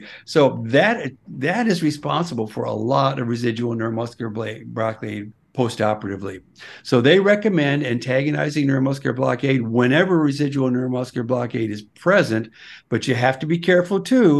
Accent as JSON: {"language": "English", "region": "Iowa", "country": "United States", "tie": "born there", "said": "You know, I was born in Iowa in the middle of the night."}